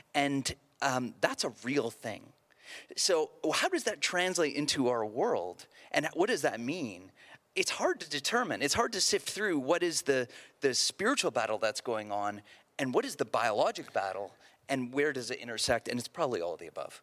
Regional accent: outside Toronto, Ontario, Canada; I grew up outside Toronto

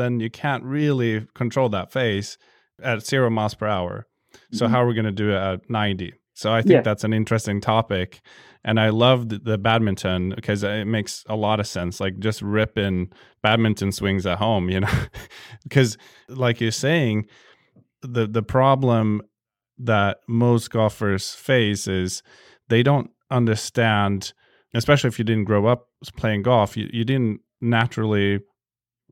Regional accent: Sweden; I'm from Sweden

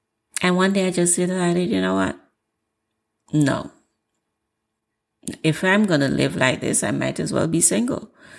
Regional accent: Jamaica; I'm Jamaican, and Jamaicans have a way.

